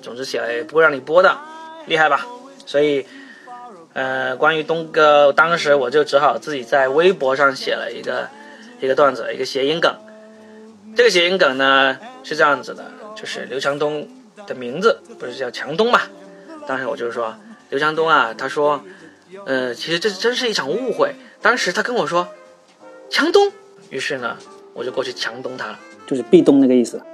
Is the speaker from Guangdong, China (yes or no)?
yes; Guangdong, China; 我们广东人啊，吃东西是不需要找任何理由的